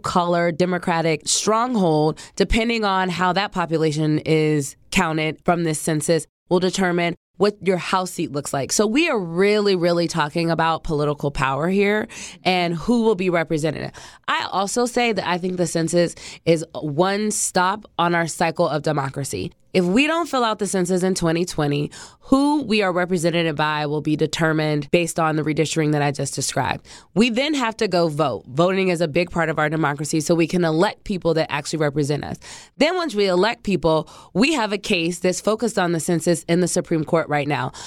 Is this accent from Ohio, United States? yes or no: yes; Ohio, United States; moved away as an adult; also born or lived in Brooklyn, New York; now in Washington, D.C., United States; We're from Ohio.